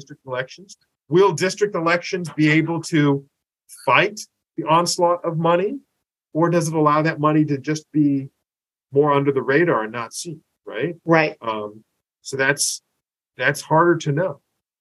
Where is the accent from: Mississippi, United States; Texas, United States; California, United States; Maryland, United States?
California, United States; Tustin; I grew up in Tustin, and there were two weekly newspapers in Tustin. I still live in Tustin.